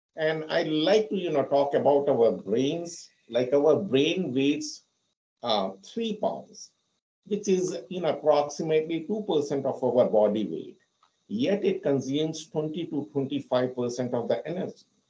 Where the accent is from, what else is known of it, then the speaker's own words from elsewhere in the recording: India; moved away as an adult; also born or lived in London; now in United States; So I'm basically from India and I have lived there for 26 years. I came to US in 2008 and I have been living here for the past 14 years.